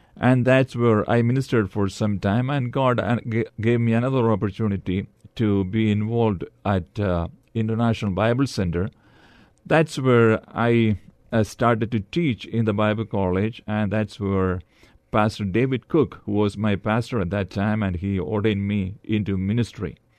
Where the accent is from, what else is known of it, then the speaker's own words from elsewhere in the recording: Kerala, India; also born or lived in Dallas, Texas; now in San Antonio, United States; I'm from India. I was born and brought up in the southern state of Kerala